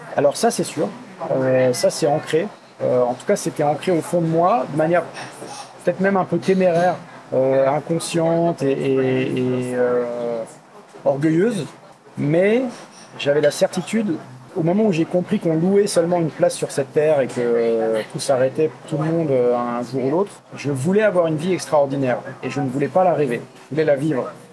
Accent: Forbach, Grand Est, France; now in Paris, France; ma ville natale à Forbach dans le 57

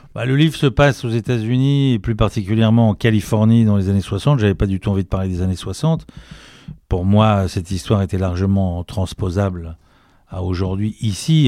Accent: Paris, Île-de-France, France; je suis un vrai Parisien

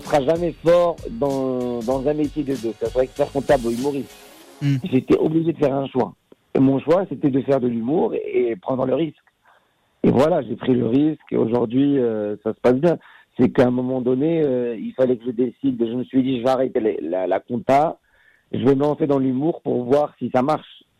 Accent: Casablanca, Casablanca-Settat, Morocco; moved away as an adult; now in France; je suis un enfant de Casablanca, j'ai grandi au Maroc

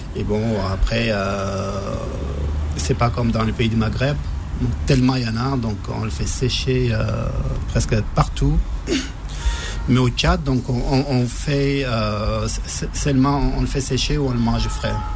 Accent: Libya; moved away; j'ai, grandi en Libye, donc j'ai passé, j'ai grandi en Libye, j'ai passé mon enfance euh, quelques années en Libye

